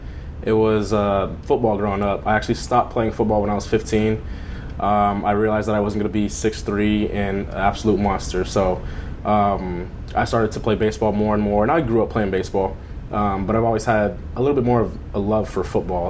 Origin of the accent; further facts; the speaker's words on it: Long Beach, California, United States; now in Corona, United States; I grew up in Long Beach, and now I live in Corona, California